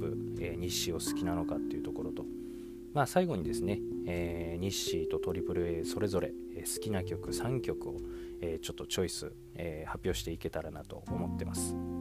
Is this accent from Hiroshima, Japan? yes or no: no; Saitama, Japan; 僕のね地元の埼玉にも